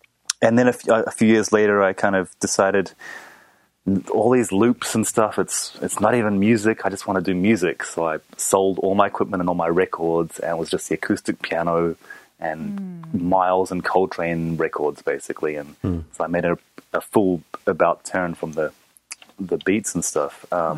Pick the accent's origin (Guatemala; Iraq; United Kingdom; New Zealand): New Zealand; also born or lived in Japan; I'm originally from New Zealand. I'm half Japanese, half New Zealand. So I grew up in between those two countries pretty much.